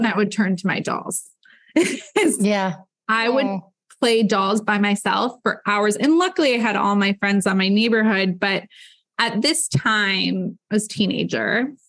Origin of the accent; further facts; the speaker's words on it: Midwest, United States; moved away as an adult; also born or lived in Michigan / Texas; now in Los Angeles, United States; in my childhood, growing up in the Midwest